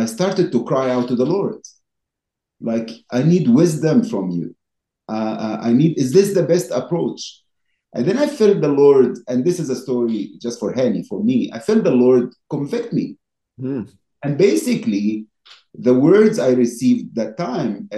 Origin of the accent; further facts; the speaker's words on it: Egypt; now in United States; growing up in Egypt